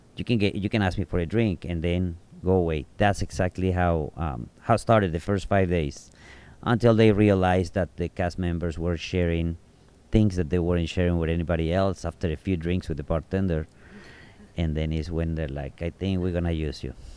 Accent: Tepic, Nayarit, Mexico; English is a second language; moved away as an adult; also born or lived in Arizona; now in Sayulita, Mexico; Tepic, T-E-P-A-C. That is where I grew up, and I was there until I was the age of 21.

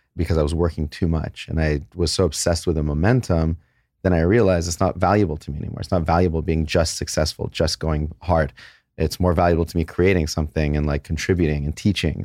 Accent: San Jose, California, United States; also born or lived in Los Angeles; I was born in San Jose. My parents were born in Iran, and they moved away in, like, nineteen seventy. San Jose was fantastic. We moved to L A when we were about twelve years old

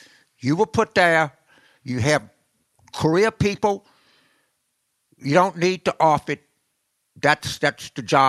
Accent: South Louisiana, United States; I grew up in South Louisiana and, you know, played sports and was in the Marine Corps

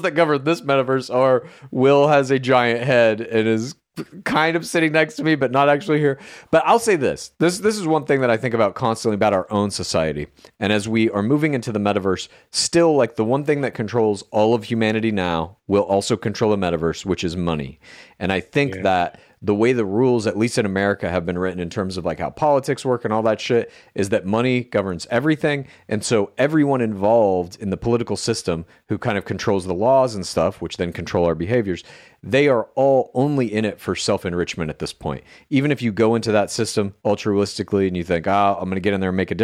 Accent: outside Dallas, Texas, United States; moved away; I'm from Texas originally

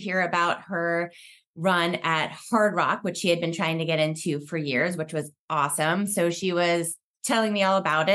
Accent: Pennsylvania, United States; moved away as an adult; now in West Coast, United States; I grew up in Pennsylvania and moved to the West Coast after college

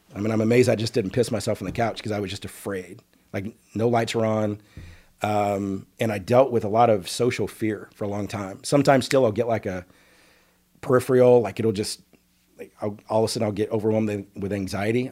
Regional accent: Dallas, Texas, United States; born or raised there; also born or lived in Okmulgee, Oklahoma

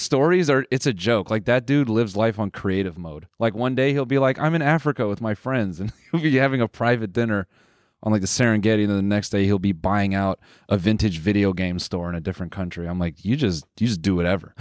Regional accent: Canada; we're Canadian

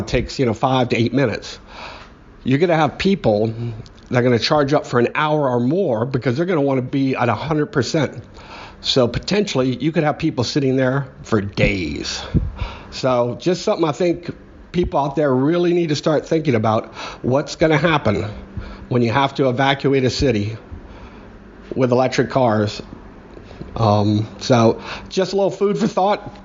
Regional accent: New Orleans, Louisiana, United States; I'm from New Orleans

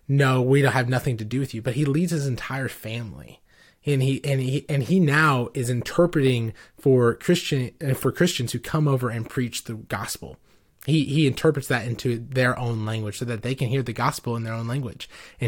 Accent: Johannesburg, Gauteng, South Africa; born there; also born or lived in Livingstone, Zambia; So I was born in Johannesburg, South Africa, and lived in Livingstone, Zambia. And so it's just north of South Africa is, Zambia.

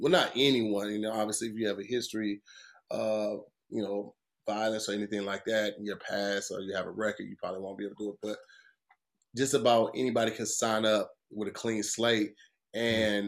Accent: Midwest, United States; I'm from the Midwest

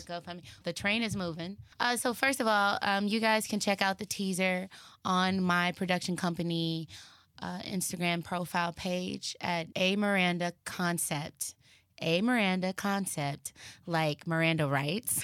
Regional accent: Dallas, Texas, United States; now in Los Angeles, United States; I'm from Texas

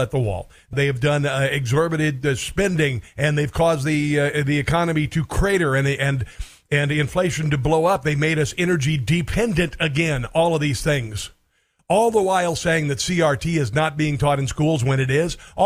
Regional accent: Iowa, United States; I'm from Iowa. This is where I grew up

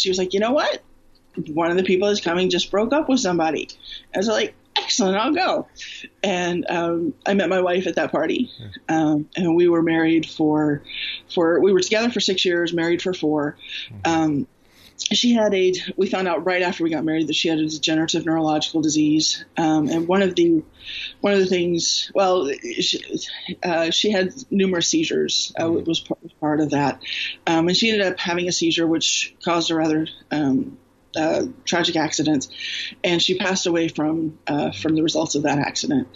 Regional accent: Houston, Texas, United States; I grew up in Houston, Southern Baptist

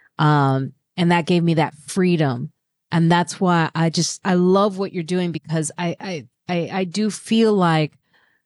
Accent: Chicago, Illinois, United States; also born or lived in Highland Park, Illinois; I grew up in Highland Park, Illinois, then moved to the south side of Chicago

